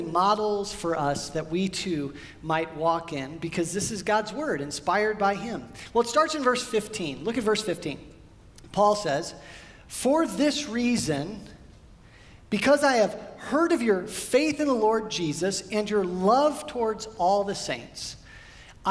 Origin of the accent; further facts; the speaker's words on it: Midwest, United States; now in California, United States; We grew up in the Midwest and then moved out here to California